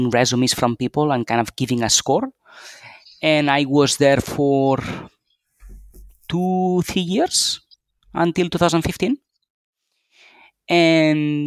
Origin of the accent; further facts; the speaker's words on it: Barcelona, Catalonia, Spain; also born or lived in Pittsburgh / Philadelphia / London; I'm a Spanish citizen. I was born and raised here in Barcelona